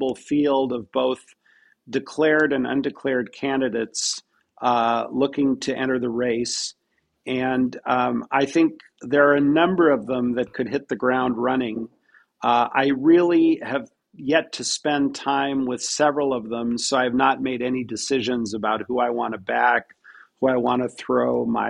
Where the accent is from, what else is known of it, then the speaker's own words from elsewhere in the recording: Pacific Northwest, United States; I'm originally from the Pacific Northwest, which is a very progressive